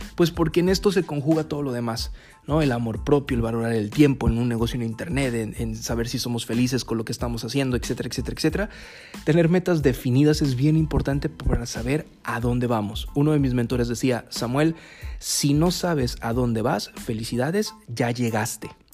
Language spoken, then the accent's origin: Spanish; Mexico; como mexicanos